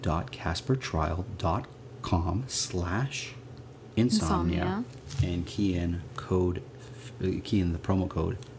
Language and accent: English; Toronto, Ontario, Canada; I'm from Toronto, and we're recording this episode in Toronto